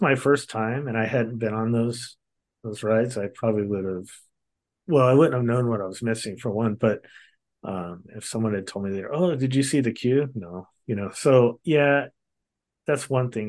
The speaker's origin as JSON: {"language": "English", "town": "Long Beach", "region": "California", "country": "United States", "tie": "born or raised there", "said": "I grew up in Southern California in Long Beach, California area"}